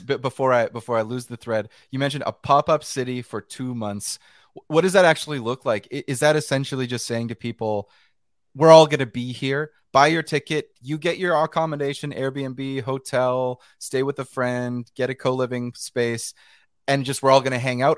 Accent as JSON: {"language": "English", "region": "British Columbia", "country": "Canada", "also_born_or_lived": "New York, United States", "said": "I'm from British Columbia in Western Canada"}